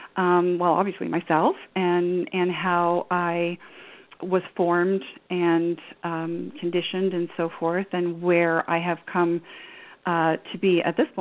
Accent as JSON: {"language": "English", "country": "Canada", "tie": "born or raised there", "said": "And I grew up in Canada, and we moved around a fair bit."}